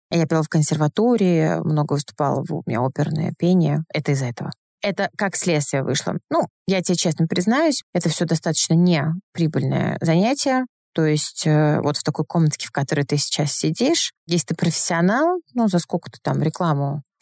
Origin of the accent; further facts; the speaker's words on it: North Caucasus, Russia; Так как мне 35, я ребенок 90-х, я обладаю восточной внешностью, я с Северного Кавказа, и, конечно, в 90-х это был недостаток